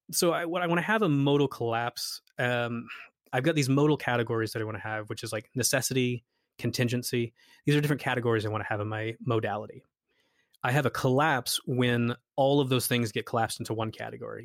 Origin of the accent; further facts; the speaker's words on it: United States; since we're all American here